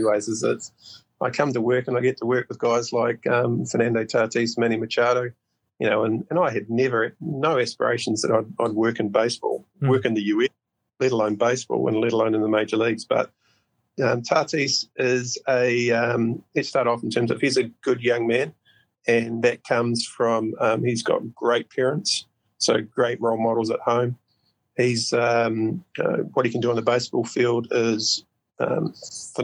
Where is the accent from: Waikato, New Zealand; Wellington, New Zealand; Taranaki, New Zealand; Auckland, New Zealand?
Wellington, New Zealand; Porirua; moved away; I grew up in Porirua